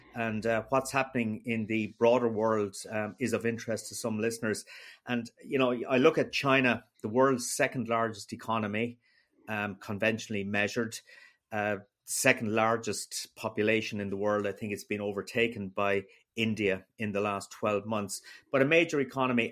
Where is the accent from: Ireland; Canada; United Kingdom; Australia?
Ireland; me as an Irish person in Brussels